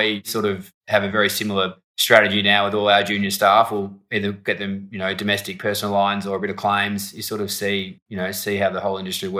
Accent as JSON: {"language": "English", "town": "Melbourne", "region": "Victoria", "country": "Australia", "tie": "born or raised there", "said": "We're one of four kids. We spent most of our childhood growing up in Camberwell, sort of eastern suburbs, Melbourne."}